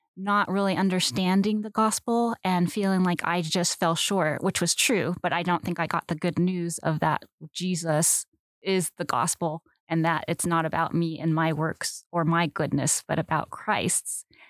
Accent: Southern California, United States; I grew up in Southern California

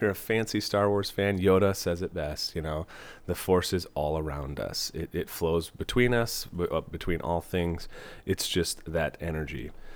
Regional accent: Fall Creek, Wisconsin, United States; moved away as an adult; also born or lived in Platteville, Wisconsin / Iowa; now in Des Moines, United States; I'm originally from Wisconsin. I uh, grew up in a small town, Fall Creek

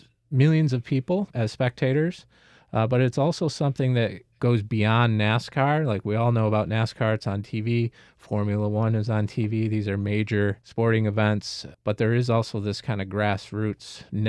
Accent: near Watkins Glen, New York, United States; where I grew up, I didn't grow up too awful far from Watkins Glen Speedway, which is, of course, the NASCAR site in New York State, and racing was huge.

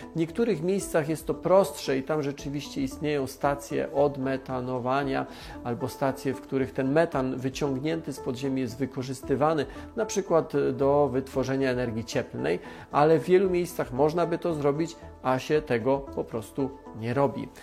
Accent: Silesian Voivodeship, Poland; Jestem ze Śląska, znam wielu górników

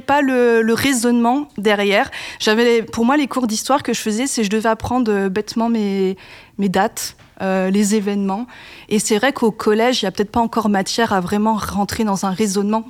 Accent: Grand Est, France; moved away; je viens quand même du Grand Est

